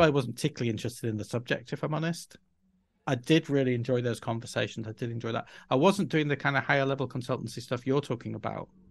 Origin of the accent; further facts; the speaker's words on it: Yorkshire and the Humber, United Kingdom; first language English; moved away as an adult; also born or lived in Spain; I was from Yorkshire and could couldn't pronounce various words in acceptable ways to the foreign ear